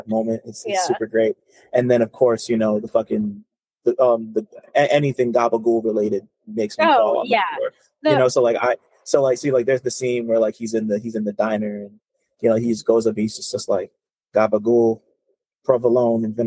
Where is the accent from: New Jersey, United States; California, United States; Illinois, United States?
New Jersey, United States; I'm like from that specific area of Jersey